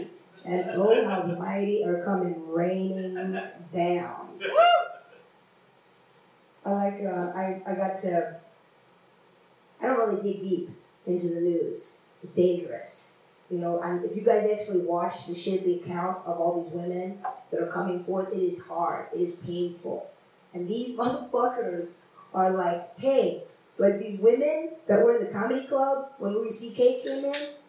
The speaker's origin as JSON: {"language": "English", "country": "India", "moved": "yes", "said": "I come from India."}